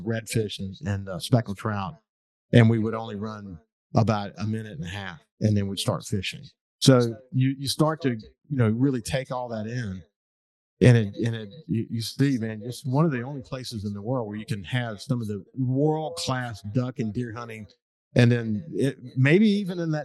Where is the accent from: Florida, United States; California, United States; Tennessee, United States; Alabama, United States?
Alabama, United States; also born or lived in Birmingham, Alabama; now in Mississippi, United States; I grew up in Alabama